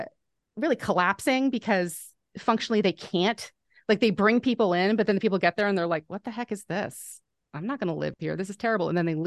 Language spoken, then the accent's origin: English; Halifax, Nova Scotia, Canada; the city of Halifax, my hometown